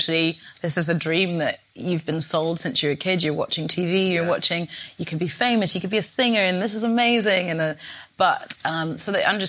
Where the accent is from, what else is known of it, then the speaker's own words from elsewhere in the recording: Scotland, United Kingdom; moved away as an adult; now in London, United Kingdom; growing up in Scotland